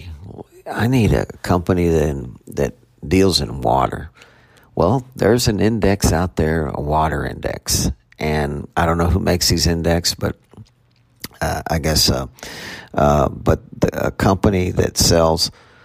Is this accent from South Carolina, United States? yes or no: no; Houston, Texas, United States; moved away; I'm from Houston originally